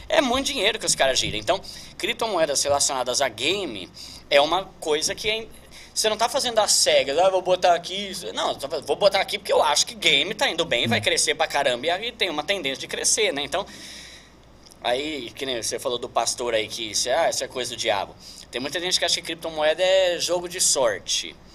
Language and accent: Portuguese; São Paulo, Brazil; now in Osasco, Brazil; Assim, eu sou de São né? Paulo, aí eu me casei faz, vai fazer três anos, né?